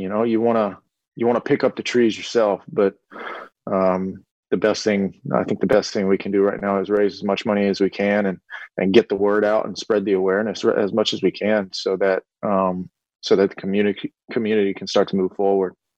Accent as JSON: {"language": "English", "town": "Lake Charles", "region": "Louisiana", "country": "United States", "tie": "born or raised there", "said": "my hometown and the surrounding areas"}